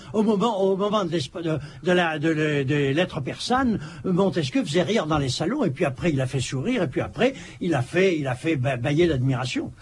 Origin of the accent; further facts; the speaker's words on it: Bordeaux, Nouvelle-Aquitaine, France; en tant que bordelais